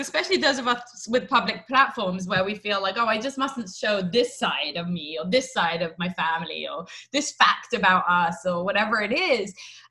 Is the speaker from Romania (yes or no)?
no; England, United Kingdom; also born or lived in Israel; now in United States; I'm from England, I'm from Israel, and I've lived in lots of different places.